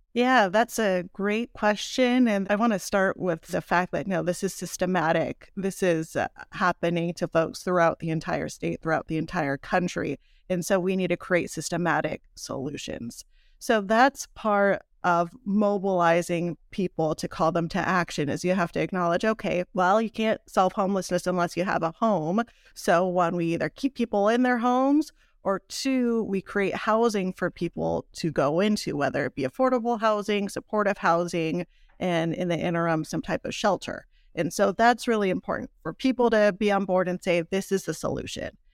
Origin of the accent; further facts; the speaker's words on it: South Pasadena, California, United States; moved away as an adult; now in Rosemead, United States; I'm from South Pasadena